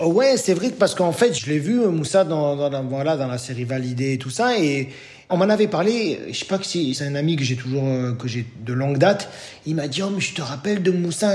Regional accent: Bordeaux, Nouvelle-Aquitaine, France; moved away as an adult; now in Greece; en tant que Bordelais

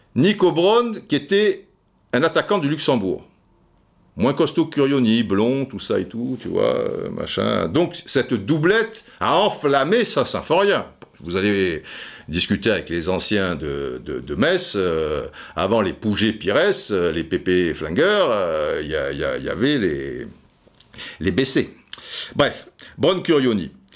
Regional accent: Brazzaville, Republic of the Congo; Je suis un enfant de Brazzaville

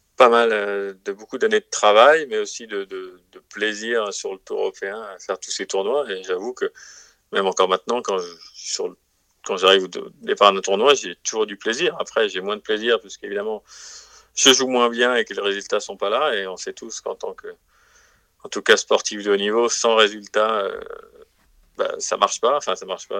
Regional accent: France; en tant que Français

